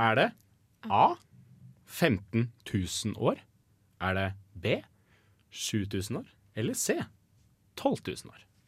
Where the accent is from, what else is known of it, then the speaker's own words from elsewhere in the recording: Norway; Vi er nordmenn